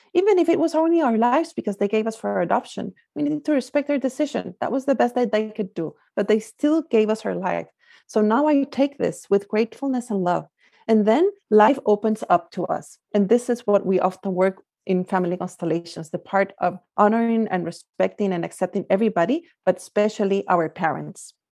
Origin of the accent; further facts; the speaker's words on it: Guatemala; moved away as an adult; also born or lived in France / Singapore / Belgium / Spain; now in California, United States; I'm originally from Guatemala, that's where I grew up